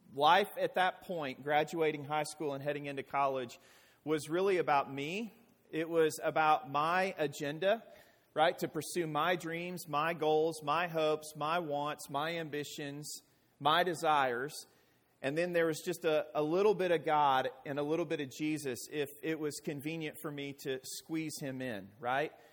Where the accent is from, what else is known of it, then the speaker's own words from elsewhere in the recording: Arkansas, United States; I hail from Arkansas